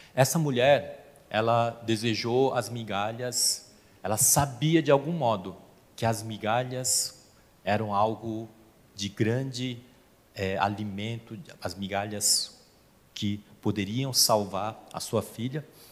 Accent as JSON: {"language": "Portuguese", "country": "South Korea", "moved": "yes", "lives_now": "Brazil", "said": "eu sou coreano"}